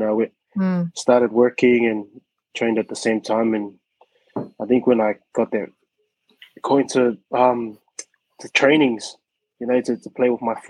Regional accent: New Zealand; also born or lived in Samoa; I was born in Samoa, then moved to New Zealand when I was really young. I think I was like 9 or 10.

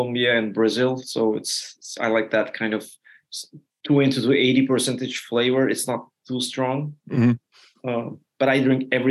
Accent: Turkey; also born or lived in Netherlands; now in United States; I come from Turkey

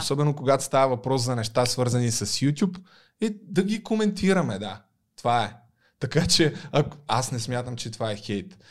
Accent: Targovishte, Targovishte Province, Bulgaria; accent: Targovishte dialect; now in Sofia, Bulgaria; съм от търговище и факта, че говоря така, е умишлено, за да подчертая моят търговешки происход.

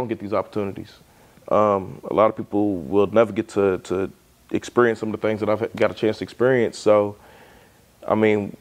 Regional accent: Lexington, Kentucky, United States; growing up here in Lexington

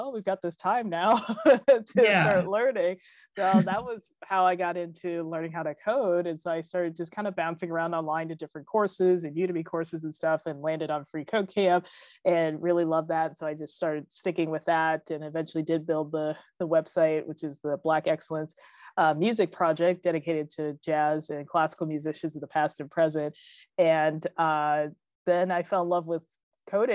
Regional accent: Palm Springs, California, United States; now in Los Angeles, United States; I actually grew up in Palm Springs

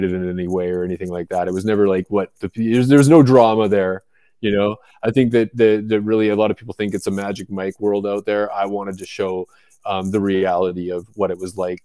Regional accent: just outside of Vancouver, British Columbia, Canada; moved away as an adult; also born or lived in Florida, United States; I was born and raised in Canada, in just outside of Vancouver, British Columbia

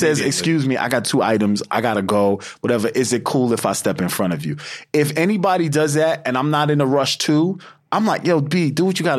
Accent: United States

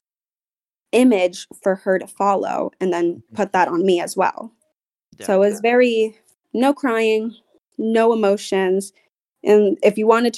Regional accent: Charleston, South Carolina, United States; I grew up in the South. I grew up in Charleston, South Carolina

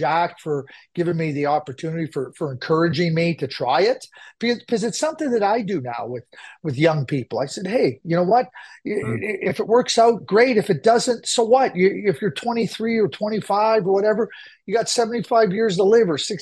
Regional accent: Montreal, Quebec, Canada; where I grew up in Montreal

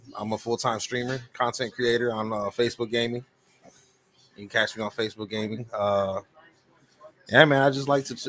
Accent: Chicago, Illinois, United States; moved away as an adult; now in Indiana, United States; I'm from Chicago, born and raised. I live in Indiana now, though, but I'm a diehard Bears fan. Been a Bears fan all my life. You know what I mean? I grew up in Humboldt Park, rooting for the Bears.

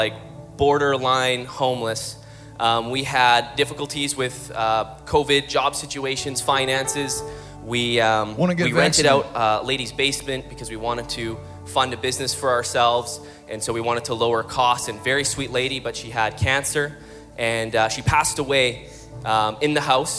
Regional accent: Calgary, Alberta, Canada; We're from Calgary, Alberta

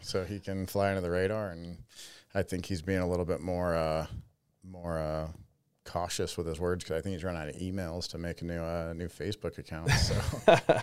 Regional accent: Las Vegas, Nevada, United States; moved away as an adult; also born or lived in Florida; born and raised in Vegas

